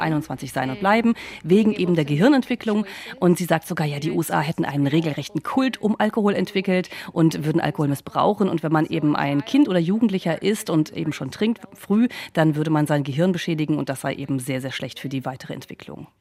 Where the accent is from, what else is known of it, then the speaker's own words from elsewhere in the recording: Germany; now in United States; Deutschland vergleiche, ähm, auch wo ich aufgewachsen bin